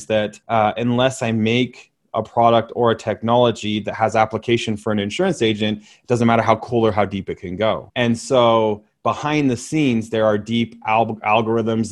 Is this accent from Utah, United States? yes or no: yes; Utah, United States; you're coming to my hometown